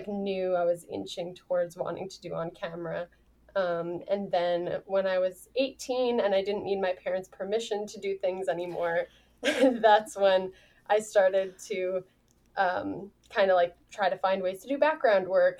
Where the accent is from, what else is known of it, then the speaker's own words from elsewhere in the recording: New York, United States; I grew up in New York